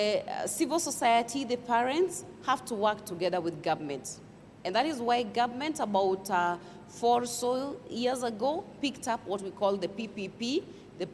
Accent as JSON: {"language": "English", "country": "Kenya", "said": "as a Kenyan"}